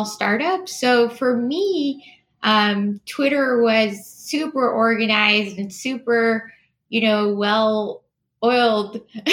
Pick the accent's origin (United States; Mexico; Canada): Canada; Montreal, Quebec; moved away; also born or lived in Toronto; I grew up in Montreal.